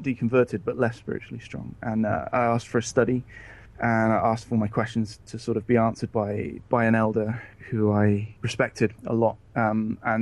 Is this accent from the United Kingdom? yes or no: yes; England, United Kingdom; I am from England, ex-Jehovah's Witness.